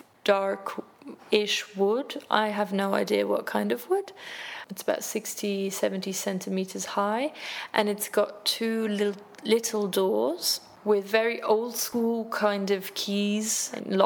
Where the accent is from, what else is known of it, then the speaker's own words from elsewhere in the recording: Luxembourg; now in Berlin, Germany; I am originally from Luxembourg. I'm 28 years old, and I'm a journalist, and I live in Berlin